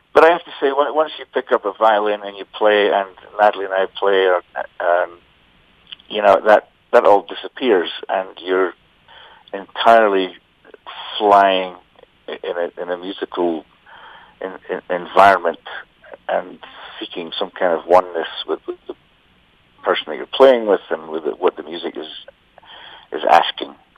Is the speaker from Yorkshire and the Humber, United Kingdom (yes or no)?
no; Scotland, United Kingdom; I grew up in Scotland playing traditional music